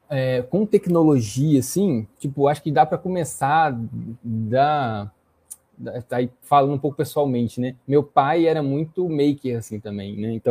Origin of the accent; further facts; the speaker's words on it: Juiz de Fora, Minas Gerais, Brazil; born there; now in Belo Horizonte, Brazil; Hoje, eu estou morando em BH, na verdade. Eu nasci em Juiz de Fora e vim para cá para trabalhar.